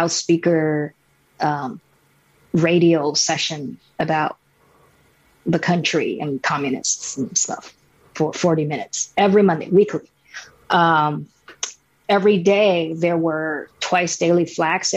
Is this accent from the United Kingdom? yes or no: no; Shanghai, China; I grew up in Shanghai